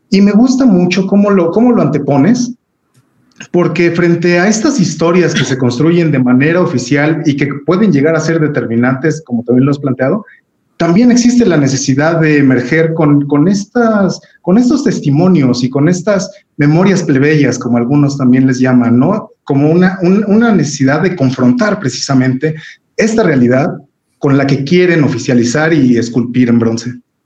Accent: Mexico; nos han enmarcado como los mexicanos

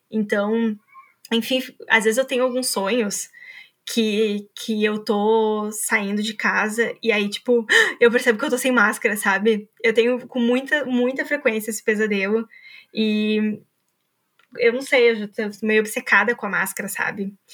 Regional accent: Brazil; para entender tudo aquilo que o carnaval representa para nós enquanto brasileiros, né?

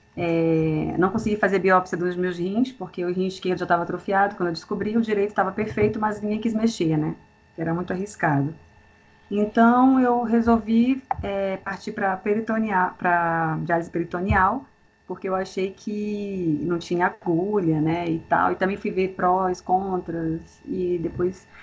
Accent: Brasília, Federal District, Brazil; eu sou de Brasília, moro em Brasília há 20 anos

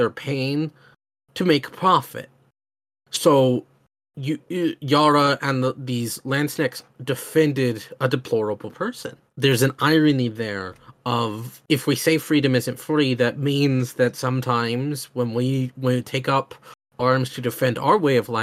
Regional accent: Oklahoma, United States; I'm from Oklahoma in the United States

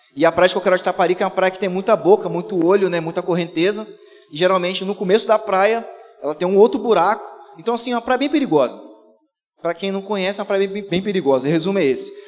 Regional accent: Vila Velha, Espírito Santo, Brazil; eu sou de Vila Velha, cria de Vila Velha, do Ibis. E eu, a grande parte da minha infância, eu vivi indo pra praia

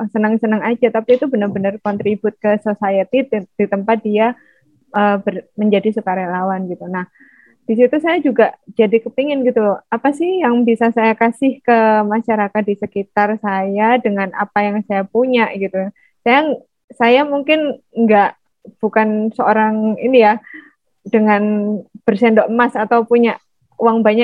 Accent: Surabaya, East Java, Indonesia; accent: Javanese; moved away as an adult; now in Padang, Indonesia; Oh ya, asal saya dari Surabaya, Jawa Timur. Makanya logatnya agak Jawa.

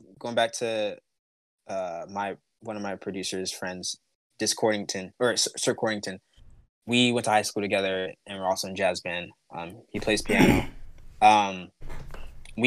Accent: United States; growing up in America

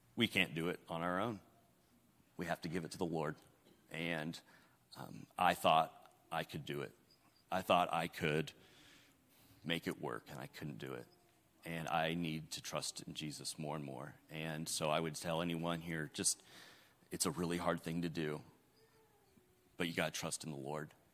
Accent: up by Seattle, Washington, United States; now in Arkansas, United States; I'm originally from uh, Washington State, uh, up by Seattle, Washington, and uh, I grew up

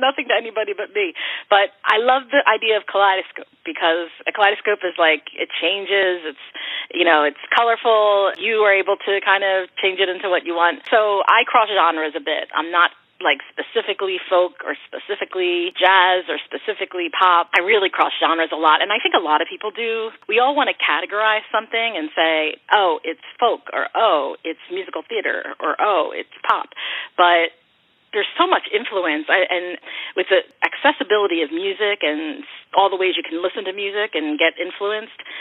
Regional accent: Philadelphia, Pennsylvania, United States; I grew up in Kensington and Philadelphia in a row home

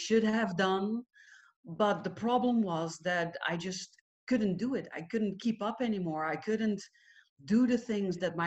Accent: Netherlands; I am Dutch. I'm from the Netherlands.

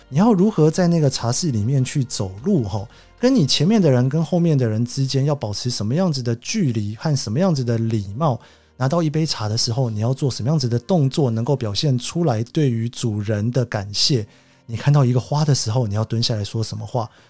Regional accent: Taiwan; moved away as an adult; also born or lived in Japan / United States; 其实我就土生土长的台湾人嘛，在日本前前后后待了七年多， 美国也待了七年多

